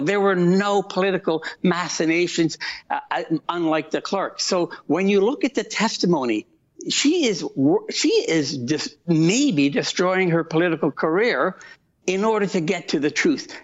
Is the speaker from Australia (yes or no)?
no; Canada; As a Canadian